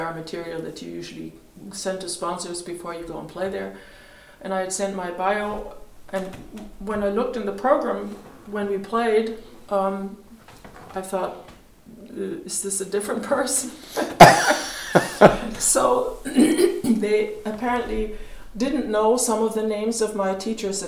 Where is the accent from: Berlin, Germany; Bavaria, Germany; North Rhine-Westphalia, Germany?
Bavaria, Germany; Munich; moved away; also born or lived in London / New York; I grew up in the outskirts of Munich